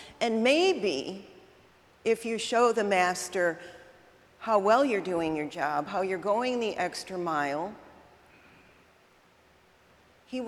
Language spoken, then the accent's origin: English; United Kingdom; I'm British